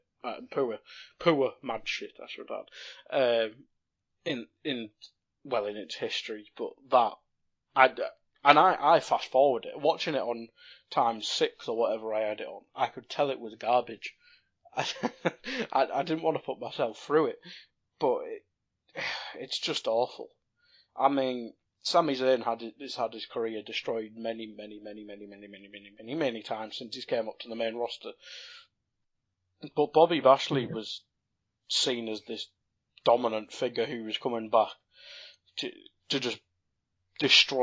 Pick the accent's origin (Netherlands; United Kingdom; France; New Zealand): United Kingdom; North East England; we're both British or from the North East. Coming from the North East, we have different comedic tastes